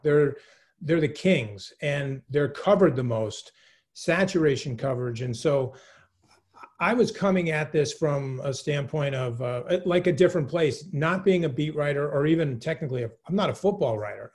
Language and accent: English; New England, United States; I'm born and raised in New England. I'm a New Englander, like to the core.